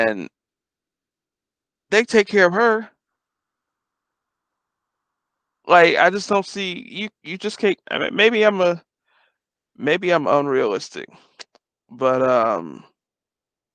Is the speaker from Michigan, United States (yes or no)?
yes; Detroit, Michigan, United States; moved away; also born or lived in Ohio; I grew up in Detroit